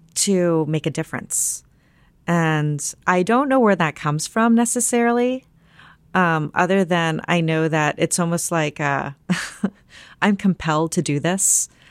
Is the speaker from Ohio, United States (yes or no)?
yes; near Dayton, Ohio, United States; also born or lived in San Antonio, Texas; I moved to Ohio when I was about five and a half years old.